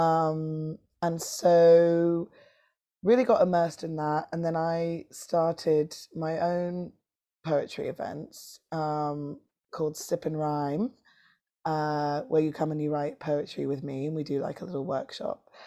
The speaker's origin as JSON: {"language": "English", "region": "London", "country": "United Kingdom", "said": "this city where I'm from. I'm from London."}